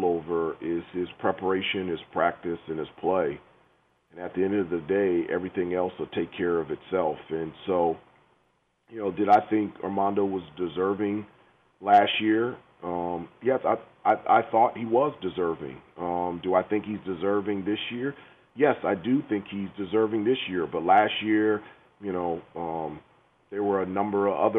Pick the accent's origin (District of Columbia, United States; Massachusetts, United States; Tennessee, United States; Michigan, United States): District of Columbia, United States; Washington; moved away; I grew up in Washington, D.C., right outside of Washington, D.C.